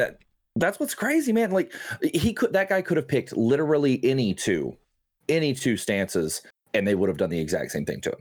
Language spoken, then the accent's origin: English; Oklahoma, United States; I'm from Oklahoma.